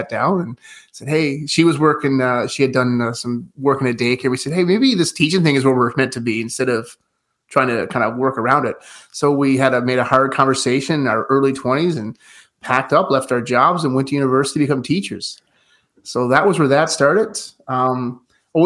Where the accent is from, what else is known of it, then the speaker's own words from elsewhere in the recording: Fortune, Newfoundland and Labrador, Canada; I'm from a small town of Fortune, Newfoundland, about 2,000 people, born and raised